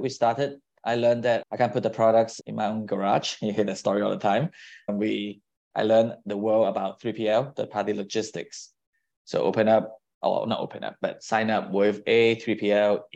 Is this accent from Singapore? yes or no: yes; Singapore; now in San Francisco, United States; I was born overseas, I grew up in Singapore.